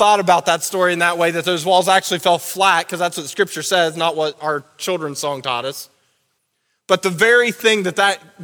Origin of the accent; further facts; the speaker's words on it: Southern Ohio, United States; now in Wadsworth, United States; I'm from Southern Ohio